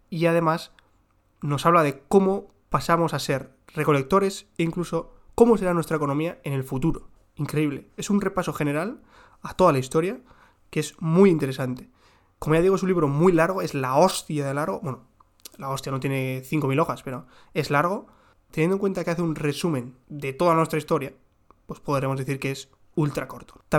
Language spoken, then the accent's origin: Spanish; South, Israel; accent: southern Israeli; yo tengo el acento, como ya digo, mi acento es del sur de Israel